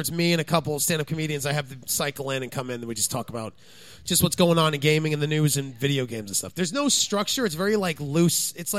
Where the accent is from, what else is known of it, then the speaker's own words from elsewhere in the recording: New Jersey, United States; I was from New Jersey.